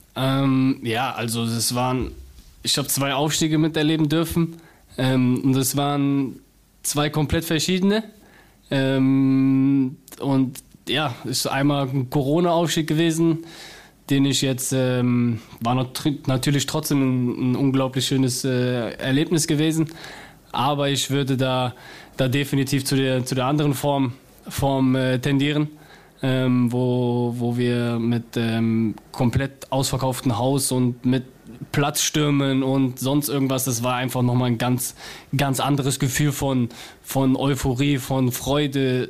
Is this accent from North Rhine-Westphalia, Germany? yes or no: yes; Cologne, North Rhine-Westphalia, Germany; accent: Cologne; ich bin zwar eine Kölsche Jung